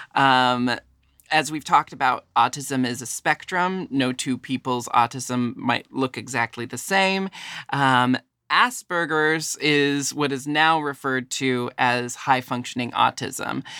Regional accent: Pacific Northwest, United States; I was born and raised in the Pacific Northwest, which is very different from the South

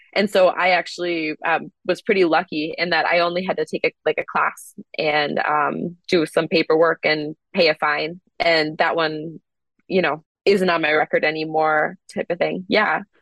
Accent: Wisconsin, United States; I grew up in Wisconsin

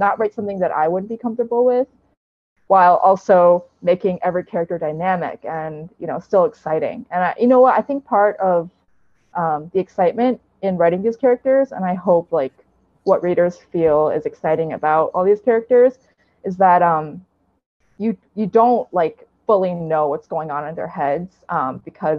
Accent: United States; I'm Chinese American

